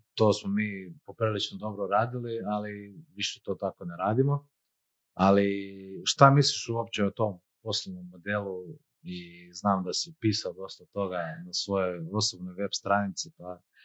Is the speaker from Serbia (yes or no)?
no; Croatia; mi kao Hrvati